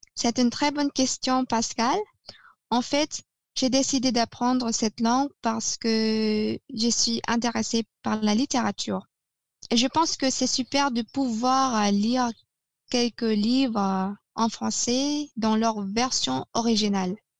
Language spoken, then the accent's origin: French; Negros Oriental, Philippines; first language Tagalog; French is a second language; now in Cavite, Philippines; je suis en fait d'origine négro-orientale, qui se trouve au centre des Philippines